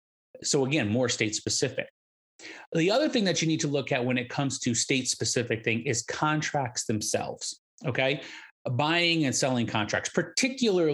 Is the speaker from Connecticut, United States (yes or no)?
yes; Connecticut, United States; now in North Carolina, United States; I'm from the Northeast. I'm from Connecticut, a state that goes back 400 years